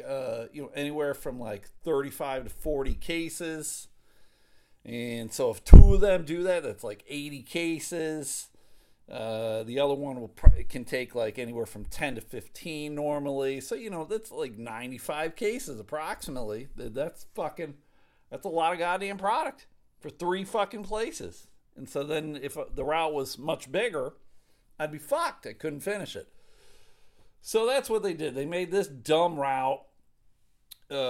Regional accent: Buffalo, New York, United States; moved away; back home where I grew up in Buffalo, New York

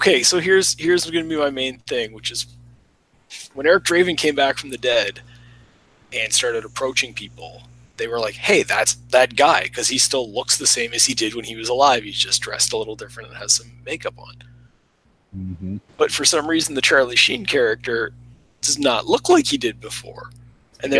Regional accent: Canada

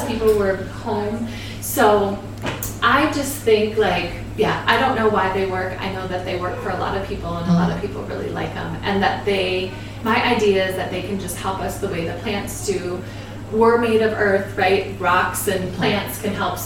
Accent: Minneapolis, Minnesota, United States; when I was little, I grew up in Northeast Minneapolis.

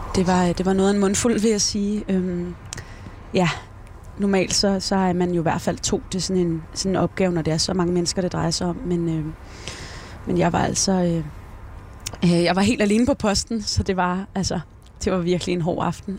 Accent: Denmark; born or raised there; now in Esbjerg, Denmark

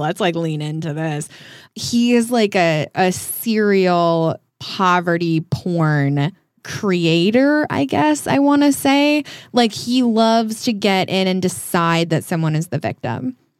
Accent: small town outside of Denver, Colorado, United States; now in Hollywood, United States; I'm from Denver, I'm from a small town outside of Denver

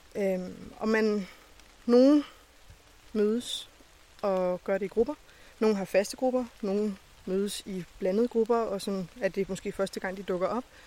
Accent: Lolland, Zealand, Denmark; Jeg er den eneste fra Lolland.

